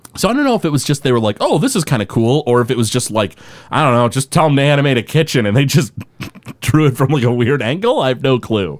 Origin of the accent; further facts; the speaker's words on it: Detroit, Michigan, United States; we're from the Detroit area.